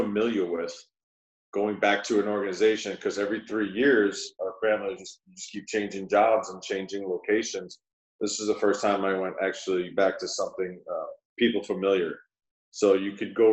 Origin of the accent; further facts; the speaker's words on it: New York City, New York, United States; moved away as an adult; also born or lived in Beaumont, Texas; I'm from New York City, from Queens